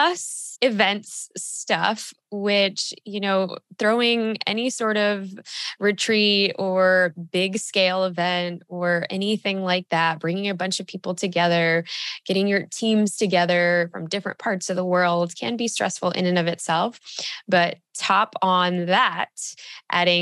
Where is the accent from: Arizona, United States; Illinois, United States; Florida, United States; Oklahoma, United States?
Illinois, United States; Chicago; moved away as an adult; now in Austin, United States; I grew up literally on Lake Michigan, like in Chicago, shout out Northside